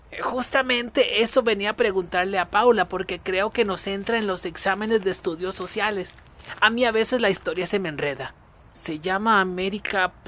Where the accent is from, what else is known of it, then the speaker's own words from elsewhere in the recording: Equatorial Guinea; born there; Solamente hay un país en África donde se habla español. Guinea Ecuatorial. Y es ahí donde yo nací